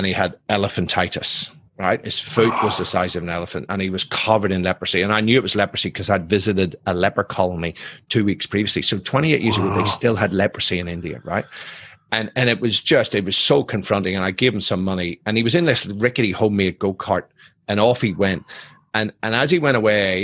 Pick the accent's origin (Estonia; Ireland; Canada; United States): Ireland; I'm Irish, I'm ex-military